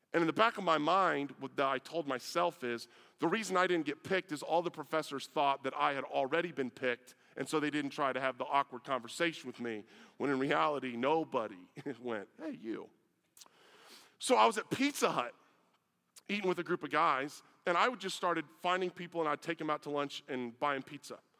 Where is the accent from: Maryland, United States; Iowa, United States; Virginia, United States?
Iowa, United States; moved away; I was from Iowa